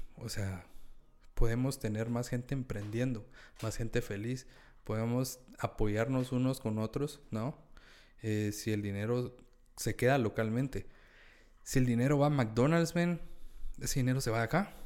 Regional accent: Guatemala; como guatemaltecos tenemos, tenemos una narrativa bien metida en la cabeza de que todo lo que es Chapín es malo

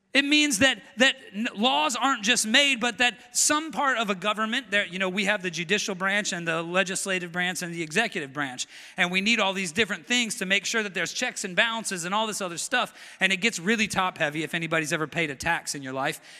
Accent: United States; I'm an American.

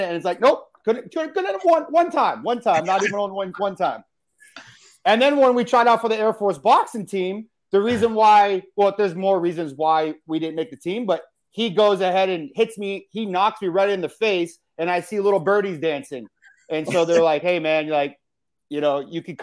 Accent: Massachusetts, United States; I grew up in Massachusetts, and it's very liberal there

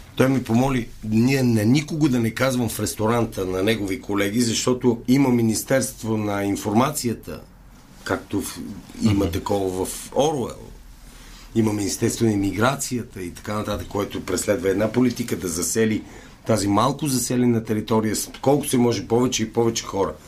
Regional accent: Bulgaria; moved away as an adult; also born or lived in Canada; аз казвам от България

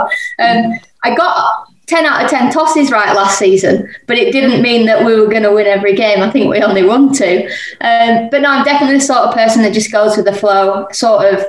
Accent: Manchester, North West England, United Kingdom; I'm from Manchester

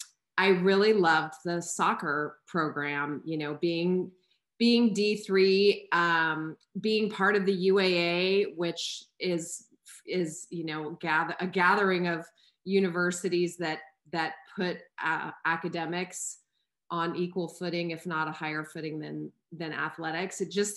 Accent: Albuquerque, New Mexico, United States; moved away as an adult; also born or lived in Atlanta, Georgia; I grew up in Albuquerque, New Mexico, and had spent any of my vacations were always out west to California.

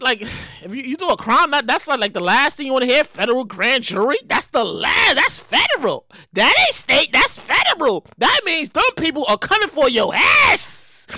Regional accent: New York City, New York, United States; I'm from the hood. I'm from Brooklyn, New York

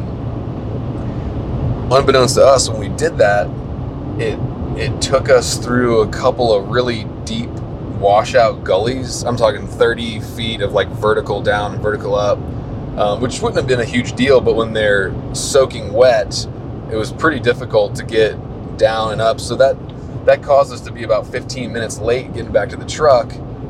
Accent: East Coast, United States; we're from the East Coast, we don't get a whole lot of snow

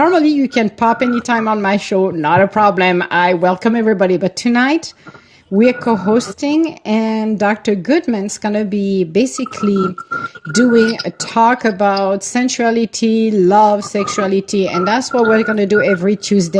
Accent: Italy; From Italy.

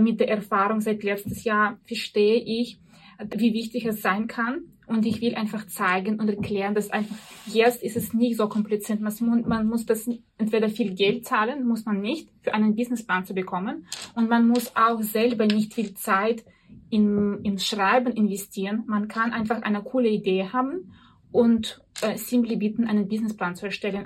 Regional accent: near Arkhangelsk, Arkhangelsk Oblast, Russia; German is a second language; moved away as an adult; also born or lived in Vienna, Austria; now in Austria; Ursprünglich komme ich aus Russland, wohne aber seit zehn Jahren hier in Österreich

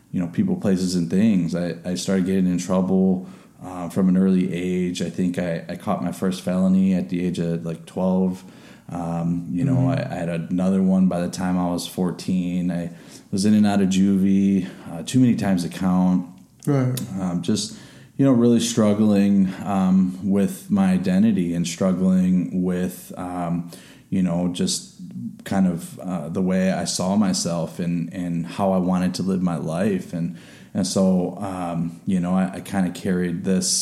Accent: Chicago, Illinois, United States; I was born in Chicago. You know, grew up through a lot of hardship

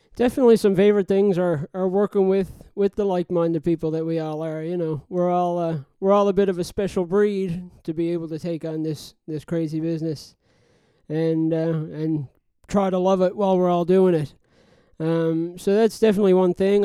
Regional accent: Newfoundland and Labrador, Canada; now in Halifax, Canada; I'm originally from Newfoundland, living in Halifax now

